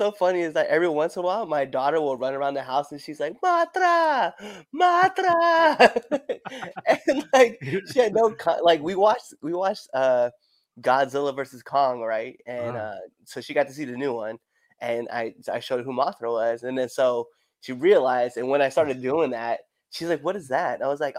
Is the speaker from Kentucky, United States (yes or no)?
no; Nebraska, United States; also born or lived in Colorado Springs, United States / Panama / Texas, United States; I was born in Colorado Springs, moved all over the U.S., lived in Panama for 2 years, and then moved to Texas. And then from Texas, I moved to Nebraska, and I lived in Nebraska for like 10 years.